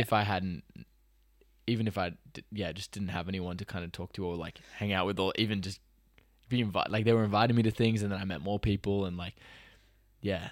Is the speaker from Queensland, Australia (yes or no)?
no; Sydney, New South Wales, Australia; also born or lived in Los Angeles; I'm Australian